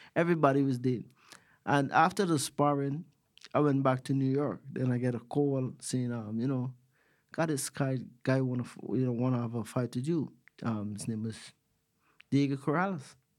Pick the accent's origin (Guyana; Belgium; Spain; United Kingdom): Guyana; Georgetown, Demerara-Mahaica; moved away as an adult; also born or lived in United States; now in Australia; I grew up in a country called Georgetown, Guyana